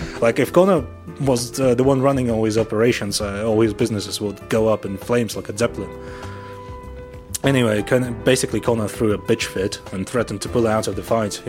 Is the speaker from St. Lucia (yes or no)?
no; Russia; I'm from Russia.